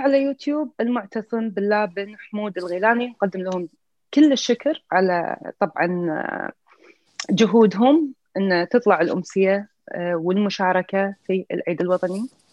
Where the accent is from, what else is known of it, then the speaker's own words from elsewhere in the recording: Kuwait; من الكويت